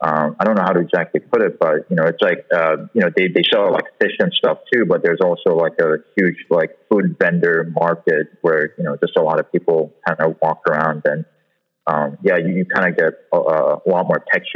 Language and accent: English; Seoul, South Korea; now in Los Angeles, United States; I'm originally from Seoul, Korea.